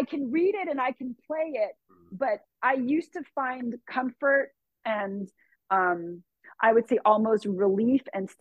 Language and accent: English; Southern California, United States; I grew up in Southern California.